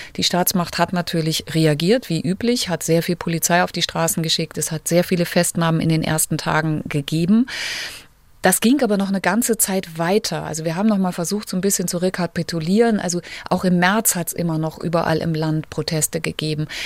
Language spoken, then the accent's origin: German; Germany; now in Moscow, Russia; bei uns in Deutschland